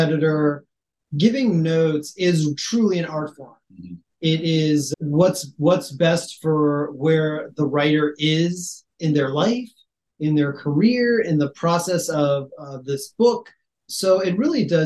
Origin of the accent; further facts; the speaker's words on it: the South, United States; growing up in the South